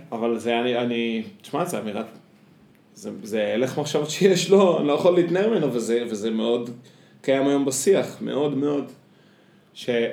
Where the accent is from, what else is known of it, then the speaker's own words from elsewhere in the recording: Israel; אני בתור קיבוצניק